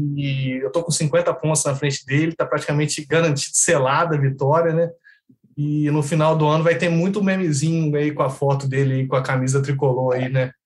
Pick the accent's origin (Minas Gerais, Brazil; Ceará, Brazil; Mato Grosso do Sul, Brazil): Minas Gerais, Brazil; Três Corações; moved away as an adult; also born or lived in Brasília / Goiânia / Maringá; now in Macaé, Brazil; eu sou de Minas, sou de Três Corações, sul de Minas, né? A cidade do, do Pelé lá, né? Eu nasci lá e depois eu me formei e fui trabalhar